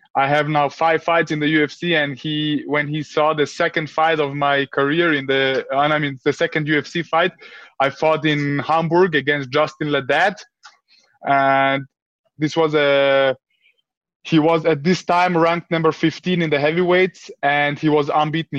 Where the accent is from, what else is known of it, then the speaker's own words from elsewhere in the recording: Vienna, Austria; my parents came like uh, in the 90s to Austria, like uh, refugees. And I grew up. I grew up in a in a in a in an area in Vienna